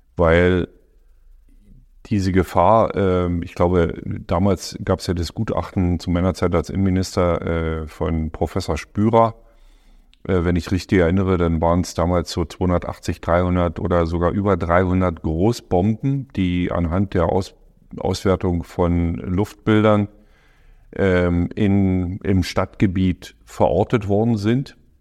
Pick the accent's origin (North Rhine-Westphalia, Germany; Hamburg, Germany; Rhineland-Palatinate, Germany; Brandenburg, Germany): Brandenburg, Germany; Forst; also born or lived in Lower Bavaria; in meiner Heimatstadt in Forst damals